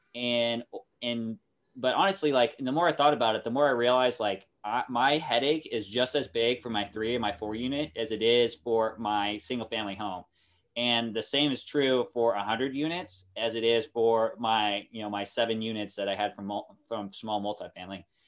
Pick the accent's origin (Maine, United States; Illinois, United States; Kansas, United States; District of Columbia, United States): Kansas, United States; Kansas City; moved away as an adult; also born or lived in Norfolk; now in Japan; I'm from Kansas City, uh, that area originally. Uh, my family now lives on the, uh, Kansas side, however, and that's where I went to high school